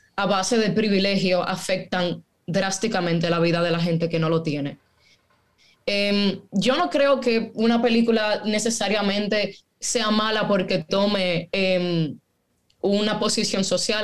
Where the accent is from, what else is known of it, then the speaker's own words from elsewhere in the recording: Dominican Republic; yo nací en República Dominicana